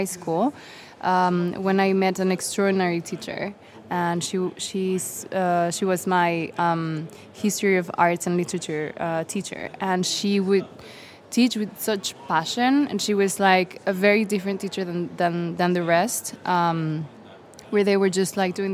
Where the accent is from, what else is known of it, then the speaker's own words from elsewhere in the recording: Mexico City, Mexico; I come from Mexico City, where I direct an organization